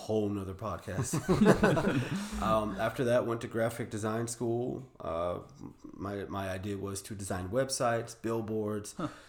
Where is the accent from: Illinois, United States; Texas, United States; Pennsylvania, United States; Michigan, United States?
Texas, United States; Texas City; also born or lived in Houston; Oh man, born and raised in Texas City, Texas, lived around in Houston.